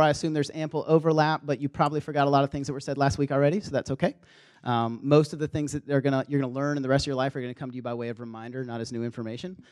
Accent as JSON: {"language": "English", "region": "the South", "country": "United States", "also_born_or_lived": "Minnesota", "accent": "Southern", "moved": "as an adult", "said": "we had this team of Southerners"}